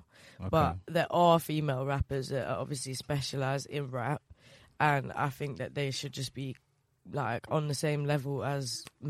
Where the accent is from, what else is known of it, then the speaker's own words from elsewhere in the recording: the Midlands, England, United Kingdom; I'm from the Midlands